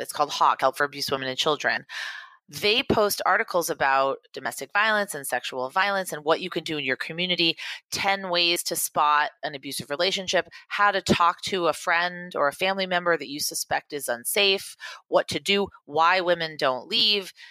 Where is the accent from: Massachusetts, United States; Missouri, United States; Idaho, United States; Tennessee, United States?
Massachusetts, United States; Beverly; Beverly, Massachusetts, which is where I'm from.